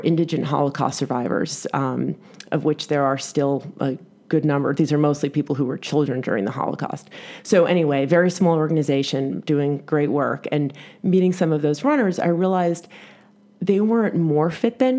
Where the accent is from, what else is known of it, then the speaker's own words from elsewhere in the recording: New York City, New York, United States; as a New Yorker